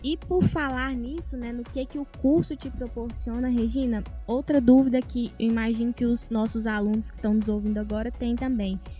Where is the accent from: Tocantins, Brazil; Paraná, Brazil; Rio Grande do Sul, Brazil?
Tocantins, Brazil; moved away as an adult; now in Patos de Minas, Brazil; Eu vim lá do Tocantins